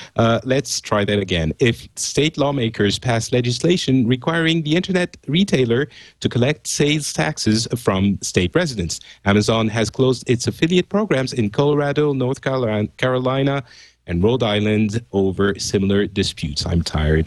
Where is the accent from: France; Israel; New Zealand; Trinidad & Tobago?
France; I'm French